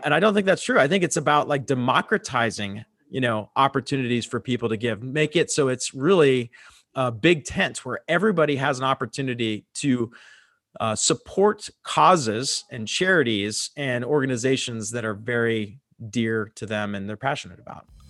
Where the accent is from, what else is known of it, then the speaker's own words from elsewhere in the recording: Pittsburgh, Pennsylvania, United States; moved away as an adult; also born or lived in Fort Lauderdale, Florida; now in Dallas, United States; I moved from Pittsburgh, Pennsylvania, where I grew up, to Fort Lauderdale, Florida.